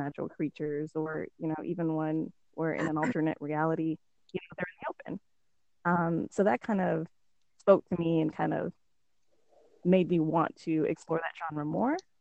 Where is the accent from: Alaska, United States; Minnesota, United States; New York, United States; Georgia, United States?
Alaska, United States; also born or lived in the South (US); now in the South, United States; I'm from Alaska. I live in the South now.